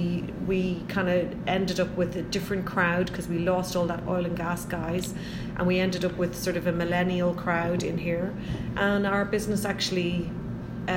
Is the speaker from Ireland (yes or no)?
yes; Ireland; moved away as an adult; now in Calgary, Canada; I'm from Ireland, and where I was living, there was cows living literally across the road from my house.